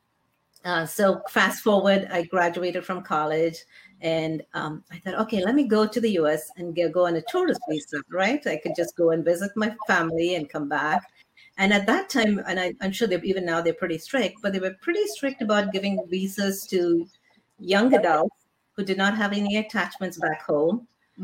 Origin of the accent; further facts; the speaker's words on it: India; now in United States; I grew up in India